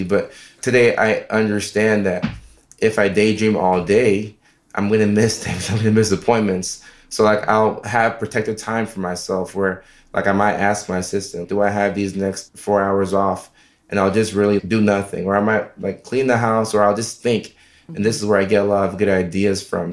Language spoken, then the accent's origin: English; Nashville, Tennessee, United States; also born or lived in Norway / Ghana; we moved from Norway to Nashville, Tennessee when I was uh, five and a half, six